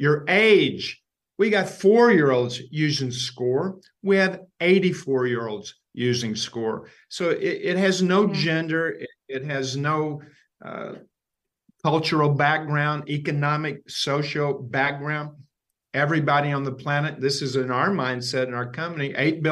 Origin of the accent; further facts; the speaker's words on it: Ashland, Kentucky, United States; Ashland, Kentucky, my hometown